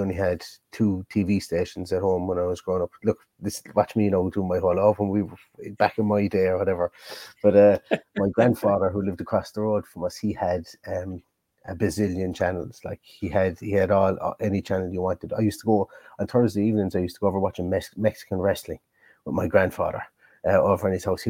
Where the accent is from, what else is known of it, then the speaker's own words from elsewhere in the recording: Ballingarry, Munster, Ireland; my hometown, Ballingarry, County Limerick